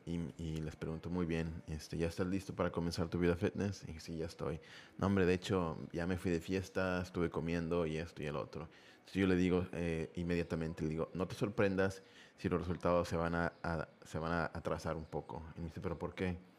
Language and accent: Spanish; Mexico; somos muy fiesteros aquí en este, en este país